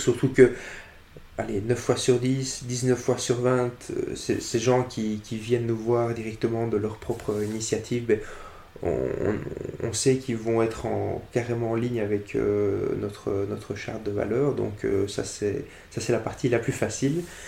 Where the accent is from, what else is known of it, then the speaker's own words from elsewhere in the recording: Brussels, Brussels-Capital Region, Belgium; Je suis bruxellois depuis euh, toujours.